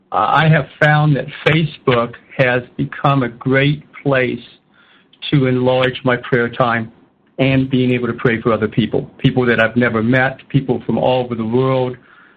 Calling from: Bath, Maine, United States; I am calling from Bath, Maine.

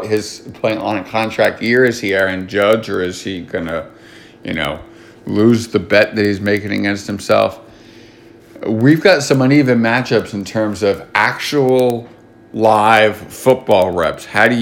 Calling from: New Jersey, United States; I'm calling from Jersey.

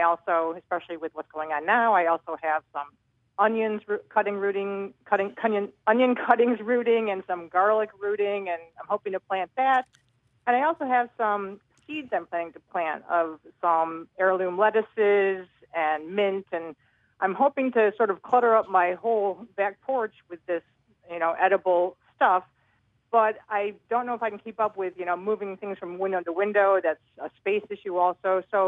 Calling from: Springfield, Pennsylvania, United States; I'm calling from Springfield, Delaware County, Pennsylvania.

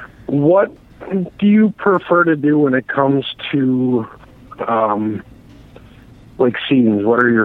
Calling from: Milwaukee, Wisconsin, United States; I'm calling from Milwaukee.

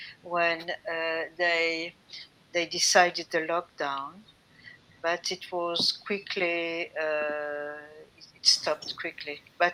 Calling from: France; I'm calling from France. I'm now in the south of France, along the Mediterranean, and enjoying summertime and vacations.

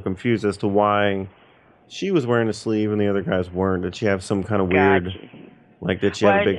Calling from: Norcross, Georgia, United States; I'm calling from Norcross, Georgia, with the corporate office with Waffle House.

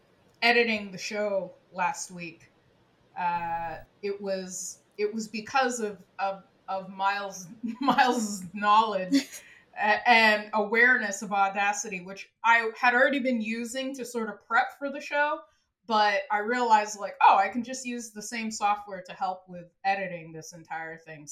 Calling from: Montreal, Quebec, Canada; So I'm …, but I'm recording from Montreal.

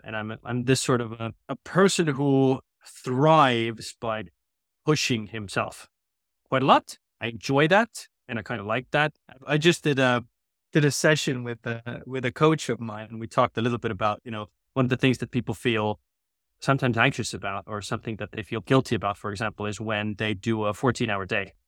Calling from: Tallinn, Harju County, Estonia; I'm calling in from Tallinn, Estonia, where our, you know, unofficial but kind of official H Q is these days

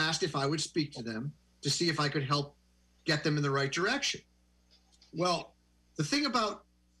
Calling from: Providence, Rhode Island, United States; Well, I'm in Providence, Rhode Island.

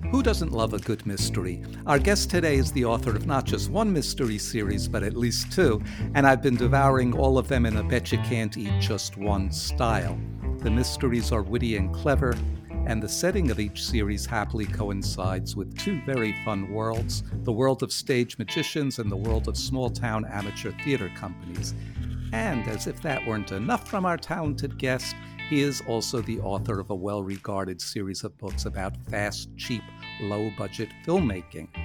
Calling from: Minneapolis, Minnesota, United States; I'm from Minneapolis, Minnesota.

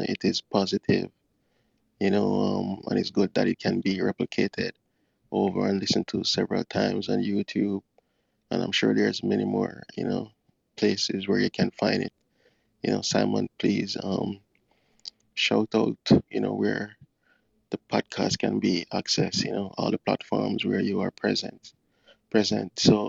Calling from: Kingston, Jamaica; I am from, well, I'm located. I'm calling from Connecting True Clubhouse from Kingston, Jamaica.

